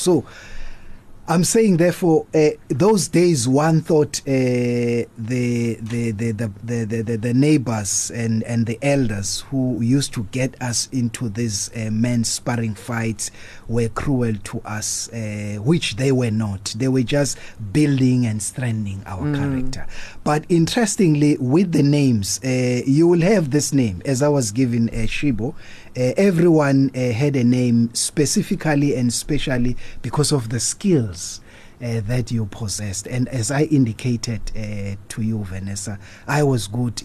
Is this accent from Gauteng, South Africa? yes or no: no; Durban, KwaZulu-Natal, South Africa; 70s when I was growing up at Chesterville. I grew up